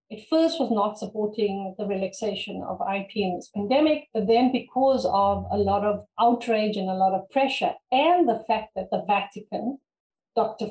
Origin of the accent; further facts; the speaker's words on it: South Africa; I come from Africa